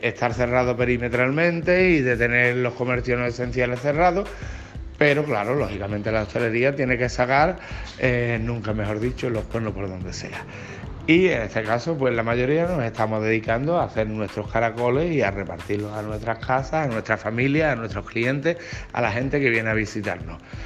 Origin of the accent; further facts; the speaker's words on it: Bornos, Andalusia, Spain; mi pueblo, mi pueblo que es Bornos